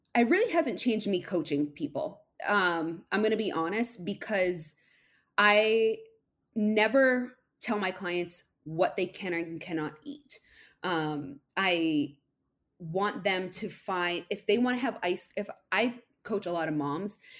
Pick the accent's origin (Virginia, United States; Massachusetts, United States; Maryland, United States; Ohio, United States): Massachusetts, United States; I'm from Massachusetts